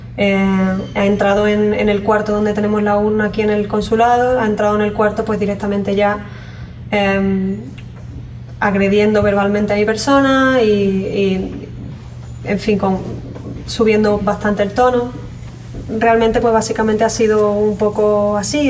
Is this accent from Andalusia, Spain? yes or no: yes; San Fernando, Andalusia, Spain; moved away as an adult; also born or lived in Zurich, Switzerland; now in Los Angeles, United States; soy de San Fernando, Cádiz